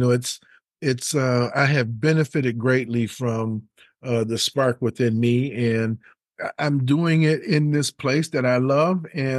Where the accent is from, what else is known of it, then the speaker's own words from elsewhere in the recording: Detroit, Michigan, United States; And I'm from the Motor City, from Detroit originally.